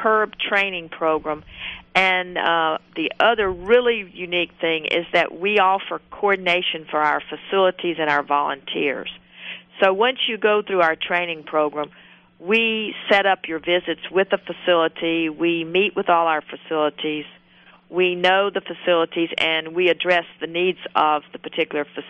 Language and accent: English; the South, United States; I'm obviously from the South.